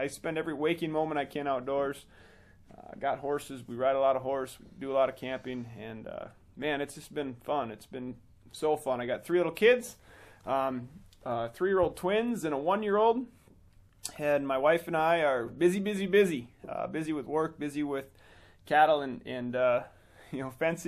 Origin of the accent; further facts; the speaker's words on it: between New Prague and Jordan, southern Minnesota, United States; moved away; also born or lived in South Dakota; I grew up in a small town in southern Minnesota, actually, between New Prague and Jordan, Minnesota, on a farm.